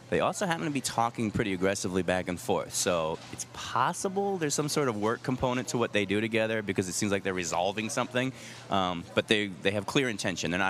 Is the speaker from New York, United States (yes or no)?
yes; New York, United States; well, I'm a New Yorker, so I just talk very quickly.